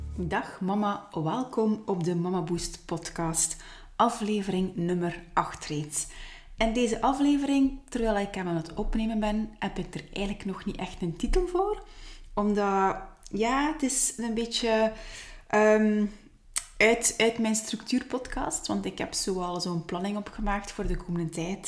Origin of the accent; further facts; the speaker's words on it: Ghent, Flanders, Belgium; accent: Ghent; moved away; also born or lived in Hofstade, Belgium; oorspronkelijk wel vanuit het Gentse. Vandaar ook mijn Gents accent